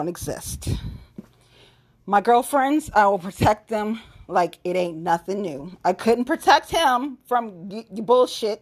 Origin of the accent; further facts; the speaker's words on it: Cincinnati, Ohio, United States; Suburban bitch was born and raised in Cincinnati